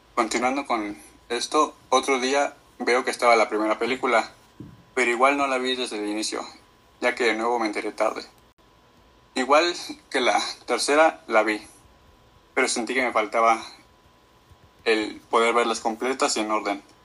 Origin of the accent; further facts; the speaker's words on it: Mexico City, Mexico; soy de la Ciudad de México.